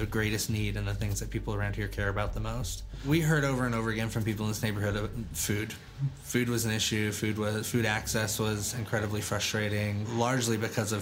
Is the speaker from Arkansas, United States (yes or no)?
yes; Arkansas, United States; moved away as an adult; I grew up in Arkansas, graduated high school